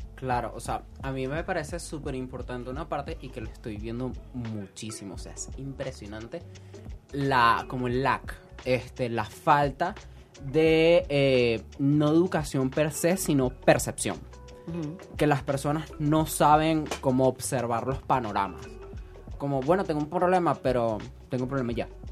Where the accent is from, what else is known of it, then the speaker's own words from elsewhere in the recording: Caracas, Capital District, Venezuela; Yo soy un caraqueño sin cultura